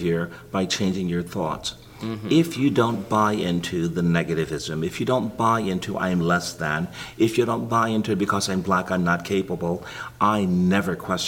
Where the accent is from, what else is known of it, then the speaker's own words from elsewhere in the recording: Greenville, Texas, United States; I was born and reared in Greenville, Texas